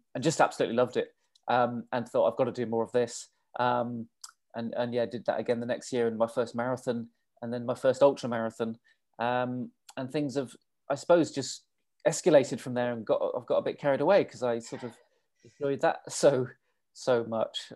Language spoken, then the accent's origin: English; England, United Kingdom; also born or lived in London / Australia; I'm English.